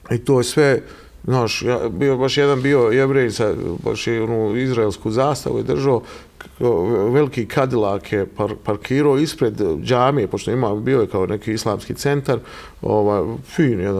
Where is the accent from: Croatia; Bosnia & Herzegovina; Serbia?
Bosnia & Herzegovina; also born or lived in Milan, Italy / Sicily, Italy; ja dolazim, Dolazim iz Evrope, dolazim iz Bosne, znači roditelji mi, ovaj, na Grbavici